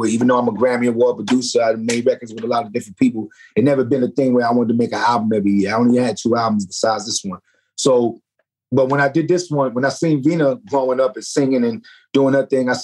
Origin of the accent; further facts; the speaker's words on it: New York City, New York, United States; I come from the Bronx. I come from the good part of the Bronx, of Kingsbridge